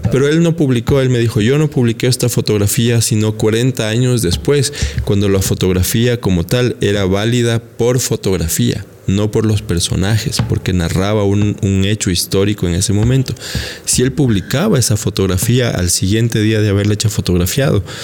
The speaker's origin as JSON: {"language": "Spanish", "town": "Quito", "region": "Pichincha", "country": "Ecuador", "said": "nosotros, los quiteños"}